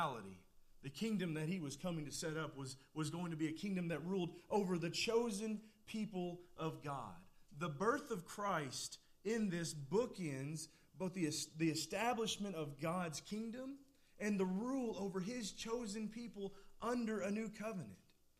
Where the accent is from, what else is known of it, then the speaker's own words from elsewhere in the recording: Clark County, Kentucky, United States; Where I grew up at over in Clark County, there are several places that are not big enough to be a city